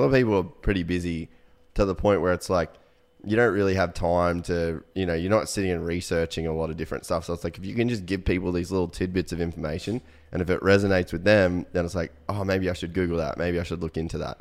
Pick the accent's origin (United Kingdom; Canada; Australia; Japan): Australia; Cairns, Queensland; moved away as an adult; also born or lived in United States; we grew up in Cairn